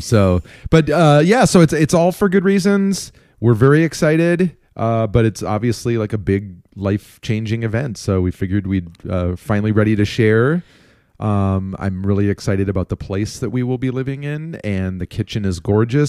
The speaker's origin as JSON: {"language": "English", "town": "Minneapolis", "region": "Minnesota", "country": "United States", "tie": "born or raised there", "moved": "yes", "lives_now": "Chicago, United States", "said": "we are moving from Chicago, where we've lived for twenty years, back to our hometowns of Minneapolis"}